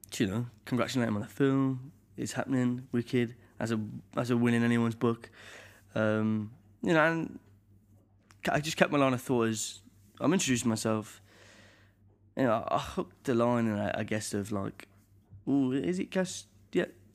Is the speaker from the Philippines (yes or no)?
no; Birmingham, West Midlands, United Kingdom; at the conservatoire in my hometown, Birmingham